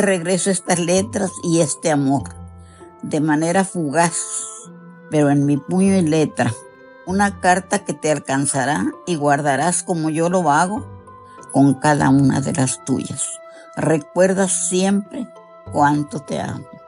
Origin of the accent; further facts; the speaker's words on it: Mexico; somos los mexicanos